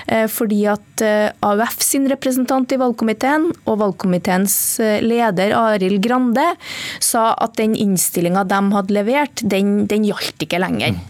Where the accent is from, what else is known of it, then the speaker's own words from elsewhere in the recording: Trøndelag, Norway; Der jeg kommer fra i Nord-Trøndelag